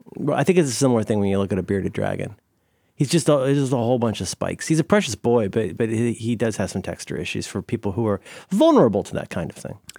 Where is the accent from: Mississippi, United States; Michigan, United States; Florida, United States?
Florida, United States; I grew up in Florida